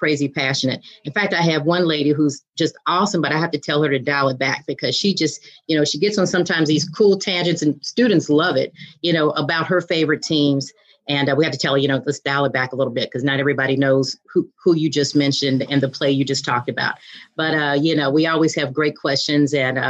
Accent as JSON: {"language": "English", "region": "Virginia", "country": "United States", "tie": "born or raised there", "said": "I grew up in Virginia"}